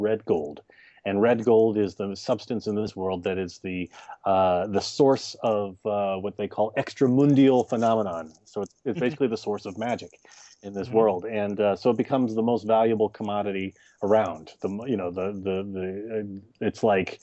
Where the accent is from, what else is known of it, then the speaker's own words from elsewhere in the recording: Texas, United States; I grew up in Texas